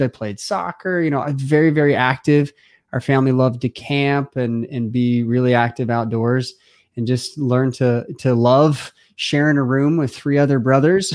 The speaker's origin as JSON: {"language": "English", "town": "Simi Valley", "region": "California", "country": "United States", "tie": "born or raised there", "said": "I grew up in Southern California, quite honestly, uh, I, in a family of, a big family, like my own, um, there were six kids, and my mom and dad, you know, uh, just loved us, hang out with us. We grew up on this one acre parcel of land in one of the oldest homes in Simi Valley"}